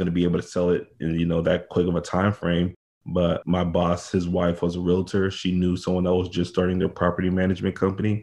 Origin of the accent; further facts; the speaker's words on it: Houston, Texas, United States; Born and raised in Houston, Texas. Pretty much been in Texas all of my life